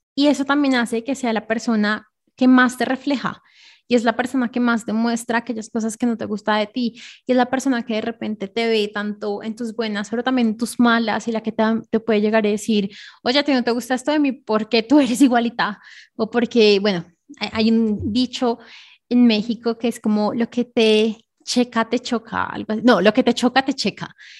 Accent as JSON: {"language": "Spanish", "region": "Bogotá", "country": "Colombia", "tie": "born or raised there", "said": "yo nací en Bogotá, Colombia."}